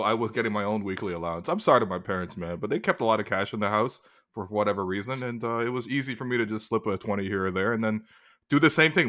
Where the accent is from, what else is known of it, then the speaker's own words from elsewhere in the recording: Toronto, Ontario, Canada; I grew up in Toronto